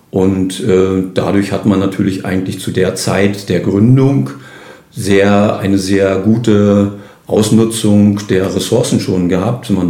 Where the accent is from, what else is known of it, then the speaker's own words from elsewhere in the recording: Neukalen, Mecklenburg-Vorpommern, Germany; also born or lived in Dömitz; ich bin gebürtiger Neukalisser, also geboren zwar in Dömitz